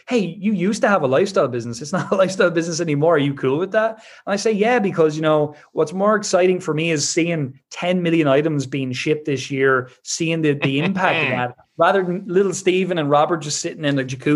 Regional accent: Ireland; I'm Irish

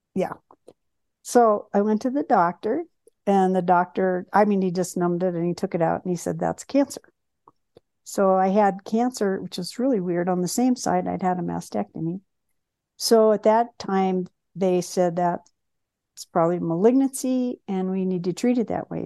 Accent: Bloomington, Indiana, United States; I was born in Bloomington, Indiana, And both of my parents worked for Indiana University

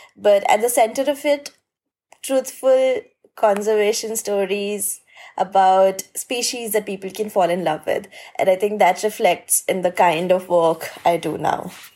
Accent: India; I'm from India and I'm a conservation filmmaker

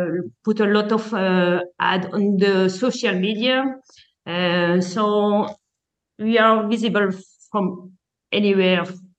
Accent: France; moved away as an adult; also born or lived in Belgium / Panama; now in Malta; I grew up in France and I have worked in several restaurants in France. Afterward, I moved to Belgium back

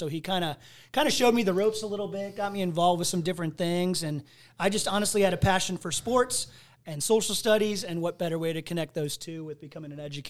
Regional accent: Ohio, United States; So I'm from Northeast Ohio.

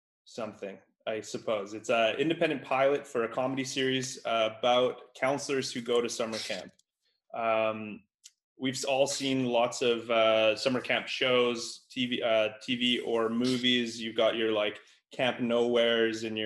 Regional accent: Canada; I'm from Canada

